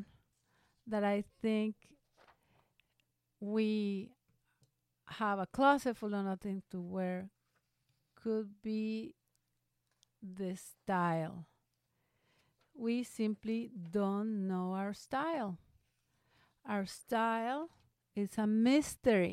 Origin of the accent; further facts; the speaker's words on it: Veracruz, Mexico; now in Phoenix, United States; when I was in high school, back in my hometown of Veracruz in Mexico